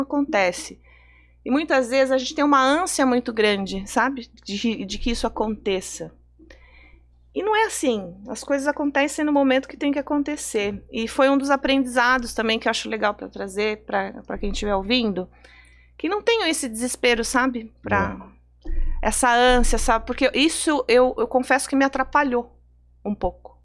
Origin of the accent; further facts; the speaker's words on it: Sorocaba, São Paulo, Brazil; moved away as an adult; now in São Paulo, Brazil; a gente é de Sorocaba, né, do interior de São Paulo